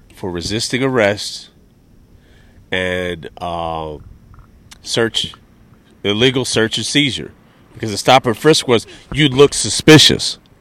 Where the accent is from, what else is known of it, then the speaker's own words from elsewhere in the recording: New York, United States; I'm from New York State